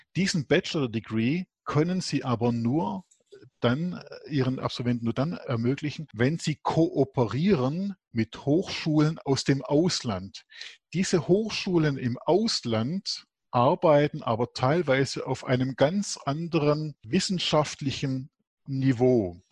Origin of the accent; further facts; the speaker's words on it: Germany; bei uns in Deutschland